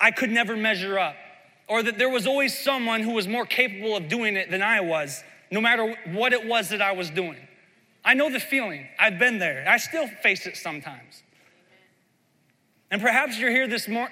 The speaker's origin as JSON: {"language": "English", "region": "Iowa", "country": "United States", "tie": "born or raised there", "said": "I grew up in Midwest Iowa"}